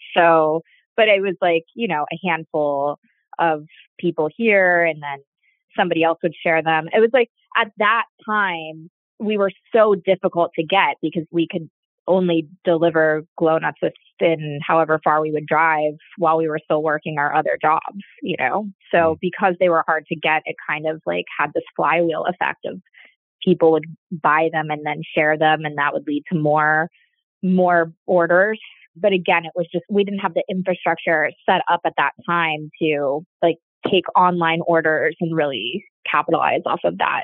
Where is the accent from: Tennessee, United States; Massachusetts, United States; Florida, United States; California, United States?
Florida, United States; I grew up in Florida